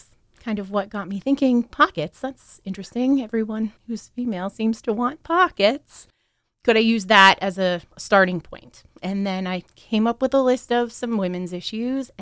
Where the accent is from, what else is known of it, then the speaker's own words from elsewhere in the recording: near Sunbury, Pennsylvania, United States; the Daily Item from Sunbury, Pennsylvania, which is close to where I grew up